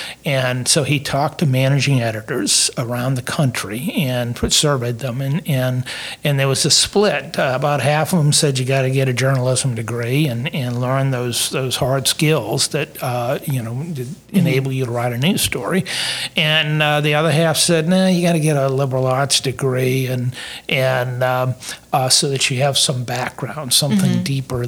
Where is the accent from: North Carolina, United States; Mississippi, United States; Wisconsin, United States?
Mississippi, United States; Columbus; I was from Columbus, which if you've been up around Tuscaloosa, it's an hour, west to Columbus.